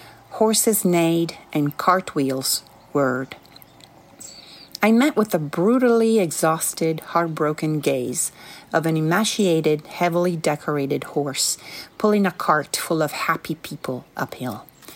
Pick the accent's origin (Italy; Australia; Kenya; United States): Italy; Sicily; English is a second language; 5 years later in my home country of Italy, on the island of Sicily.